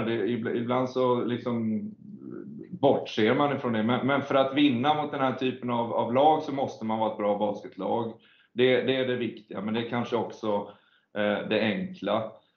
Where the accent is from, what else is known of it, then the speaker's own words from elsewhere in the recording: Sweden; vi är svenskar